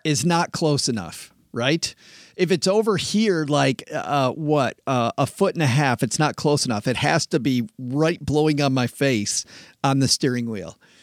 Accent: West Michigan, United States; I grew up in West Michigan farm country.

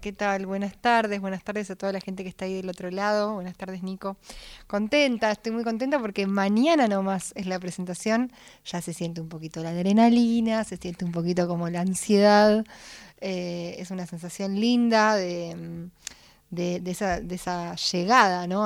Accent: Buenos Aires, Argentina; siendo porteña

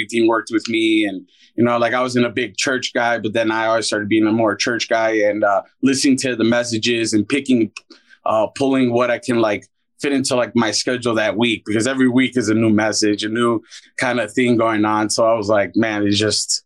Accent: Chicago, Illinois, United States; I'm from Chicago, Illinois

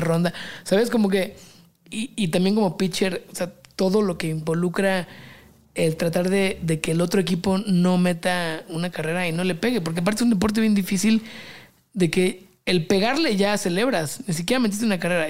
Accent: Mexico; also born or lived in London; Como 60 mexicanos

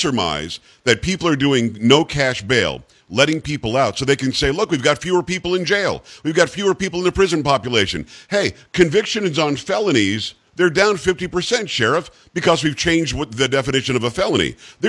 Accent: New York, United States; now in Florida, United States; And I'm originally from Metro New York, although like many New Yorkers, I ended up in Florida.

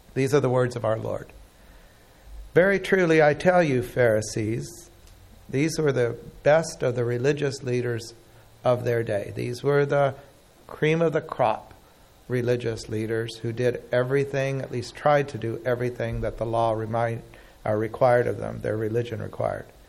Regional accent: Oklahoma, United States; I grew up in Oklahoma

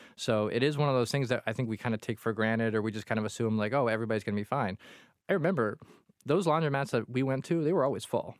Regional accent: Quincy, Massachusetts, United States; growing up in Quincy in a tiny apartment

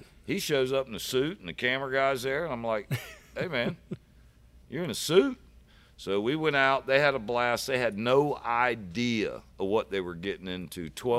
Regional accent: St. Petersburg, Florida, United States; I'm from St. Pete. I'm out here in Kissimmee.

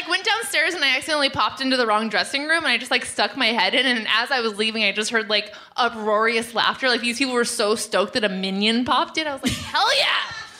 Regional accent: Southern California, United States; I'm from Southern California, and everyone in California thinks I'm from here.

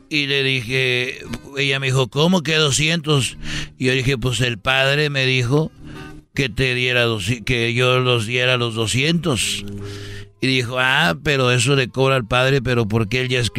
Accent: Huentitán, Jalisco, Mexico; la catedral de, de, de ahí de porque yo soy de Huentitán.

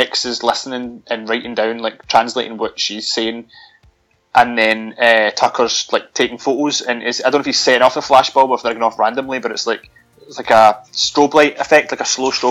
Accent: Scotland, United Kingdom; being Scottish, I bastardise the Queen's English quite often

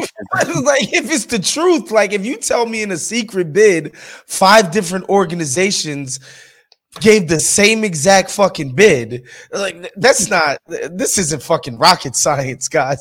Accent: New York City, New York, United States; moved away as an adult; now in Los Angeles, United States; I'm from New York City, right? Like I moved here 4 years ago

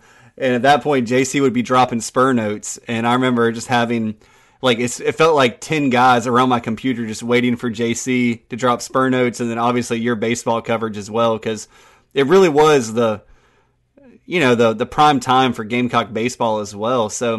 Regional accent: Florence, South Carolina, United States; We're both from Florence, South Carolina. I think you went through Florence Christian. I went through St. Anthony's and then South Florence High School.

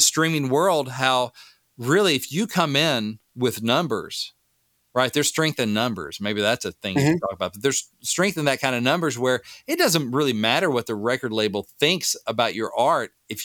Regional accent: Batesville, Arkansas, United States; I'm a proud Arkansan. I grew up in Batesville, Arkansas.

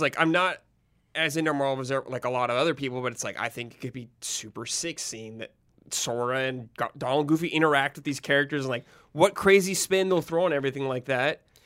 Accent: Southern California, United States; I, I grew up in Southern California

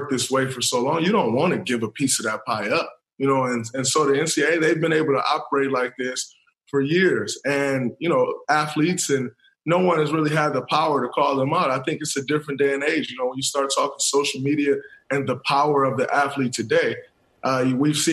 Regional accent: Saginaw, Michigan, United States; As a young black kid growing up in Saginaw, Michigan

